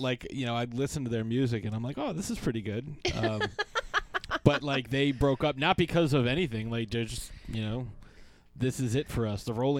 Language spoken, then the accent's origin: English; Saskatoon, Saskatchewan, Canada; I'm from Saskatoon.